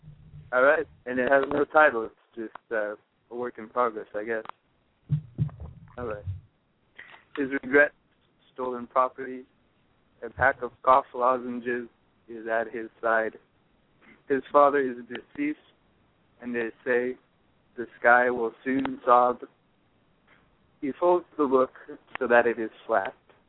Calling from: San Luis Obispo, California, United States; I'm calling from San Luis Obispo on the central coast of California.

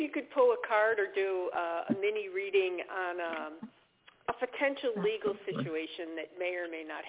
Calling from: New Hampshire, United States; I am calling from New Hampshire

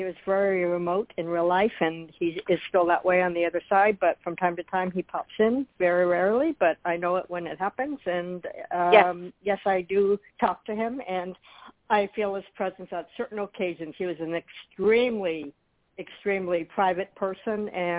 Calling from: Florida, United States; Hi, … in Florida.

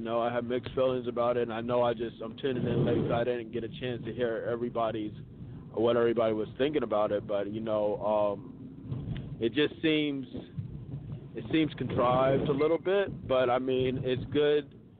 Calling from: Atlanta, Georgia, United States; Peace, this is … I'm calling from Atlanta.

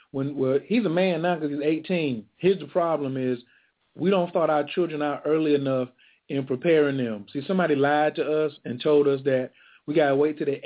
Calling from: Fort Worth, Texas, United States; I'm calling from Fort Worth

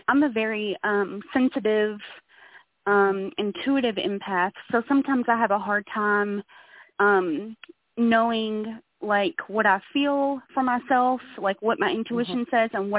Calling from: Louisville, Kentucky, United States; I'm calling in from Louisville, Kentucky.

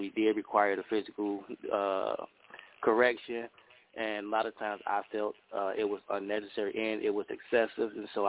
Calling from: Chicago, Illinois, United States; I'm calling in from Chicago.

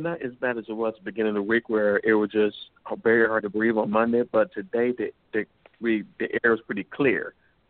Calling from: Georgia, United States; I'm calling from Georgia.

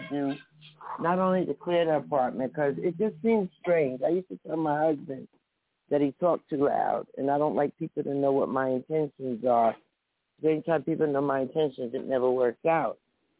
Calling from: New Jersey, United States; I'm calling from New Jersey.

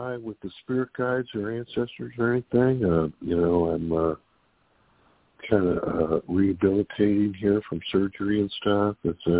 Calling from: California, United States; calling from California.

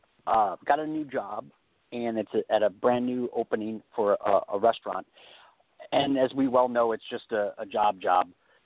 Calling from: California, United States; Hi, Reverend James. This is … from California.

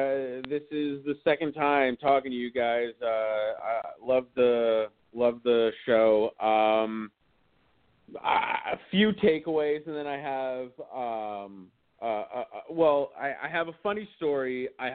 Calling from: Sherman Oaks, California, United States; Hey, what's up, guys? … over in Sherman Oaks.

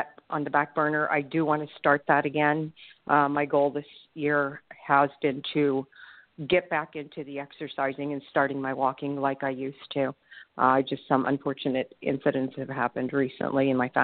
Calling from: Pompano Beach, Florida, United States; I'm calling from Pompano Beach, Florida

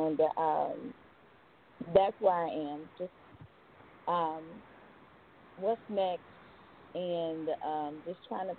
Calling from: Georgia, United States; I'm calling from Georgia.

